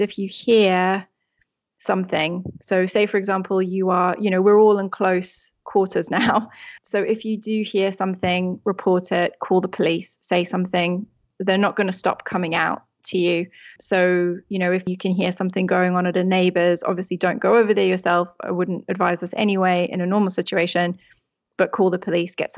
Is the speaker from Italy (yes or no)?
no; South Africa; the country where I grew up in South Africa